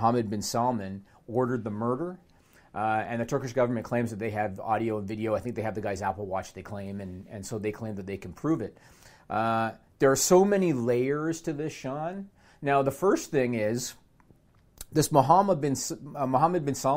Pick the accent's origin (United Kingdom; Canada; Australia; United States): Canada; I'm Canadian